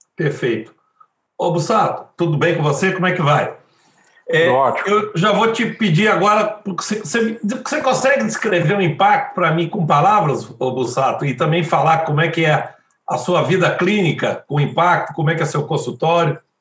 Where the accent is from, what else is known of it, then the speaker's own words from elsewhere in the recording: Belo Horizonte, Minas Gerais, Brazil; eu sou de Belo Horizonte, eu sou, faço parte do grupo de cirurgia do quadril do Hospital Mari Tereza, aqui de Belo Horizonte